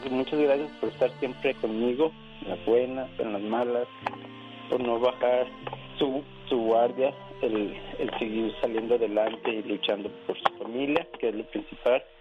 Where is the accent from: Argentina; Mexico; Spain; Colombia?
Mexico; Guadalajara, Jalisco; now in United States; Somos de Guadalajara.